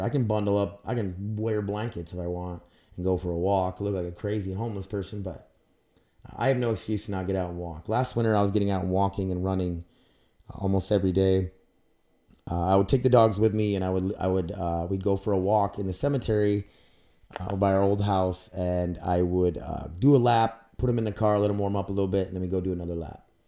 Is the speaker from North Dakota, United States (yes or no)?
yes; Grand Forks, North Dakota, United States; I'm from Grand Forks, North Dakota.